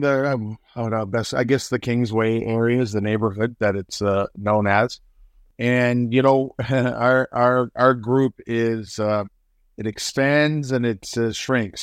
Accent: Hamilton, Ontario, Canada; also born or lived in Toronto; I grew up on the Hamilton Mountain and lived there until Well, I went to McMaster for four years, so I guess until I was about twenty-one, then I moved to Toronto

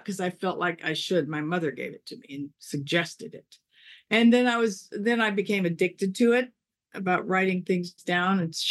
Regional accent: Los Angeles, California, United States; I grew up in Reseda

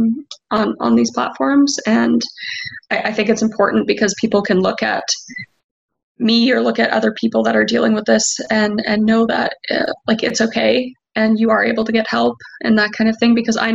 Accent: Canada; I'm from Canada

